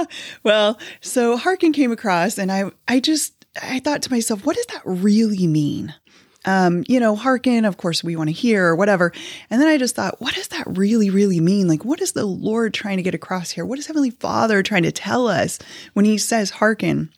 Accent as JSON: {"language": "English", "town": "Kansas City", "country": "United States", "tie": "born or raised there", "also_born_or_lived": "Fishers, Indiana", "moved": "as an adult", "said": "we were actually born and raised in Kansas City, um, lived there for the majority of my life"}